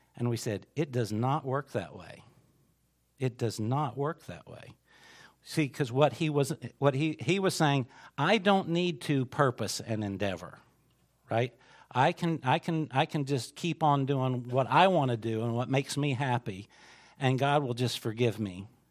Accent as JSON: {"language": "English", "country": "United States", "said": "as an American Christian"}